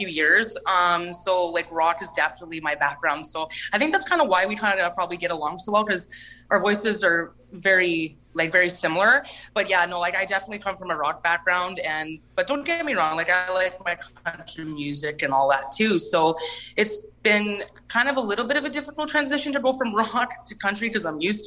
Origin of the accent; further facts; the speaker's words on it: Lac du Bonnet, Manitoba, Canada; I'm from Lac Da Bonnie, Manitoba